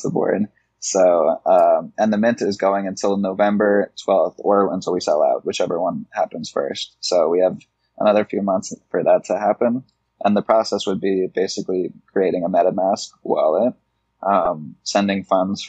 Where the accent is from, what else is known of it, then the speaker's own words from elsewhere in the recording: Connecticut, United States; I'm from Connecticut. I'm in New York City right now.